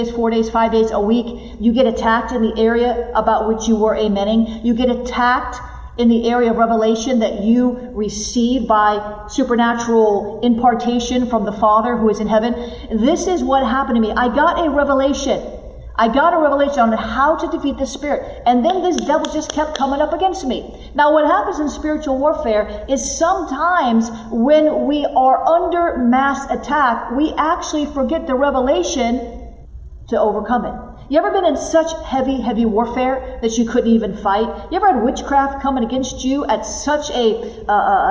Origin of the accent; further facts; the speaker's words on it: the South, United States; I'm from the South